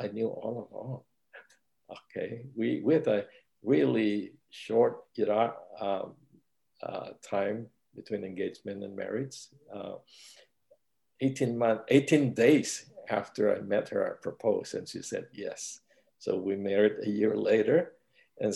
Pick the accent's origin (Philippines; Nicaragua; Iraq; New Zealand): Philippines; moved away as an adult; now in United States; I came to America in 1971. I grew up in the Philippines